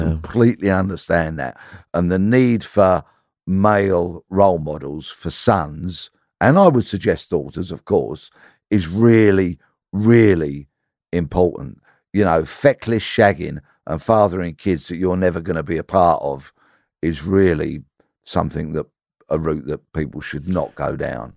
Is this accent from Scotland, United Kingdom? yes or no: no; Bexleyheath, London, United Kingdom; I'm born and raised in Bexley Heath